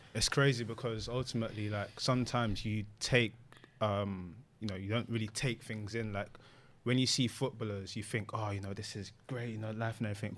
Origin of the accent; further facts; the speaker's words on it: London, United Kingdom; growing up in London